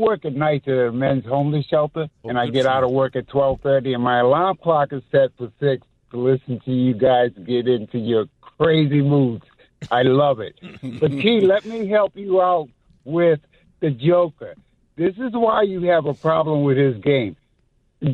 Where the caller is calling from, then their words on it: Massachusetts, United States; from Mass, man.